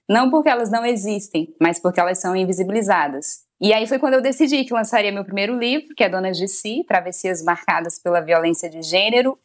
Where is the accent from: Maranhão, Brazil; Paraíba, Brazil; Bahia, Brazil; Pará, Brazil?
Maranhão, Brazil; moved away as an adult; also born or lived in Goiânia; Eu sou do Maranhão, fui cursar jornalismo em Goiânia